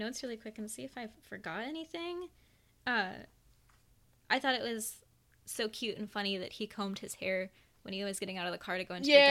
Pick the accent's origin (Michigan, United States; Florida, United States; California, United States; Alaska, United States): Florida, United States; moved away; Maybe that was, like, a thing that I paid more attention to because I was from Florida.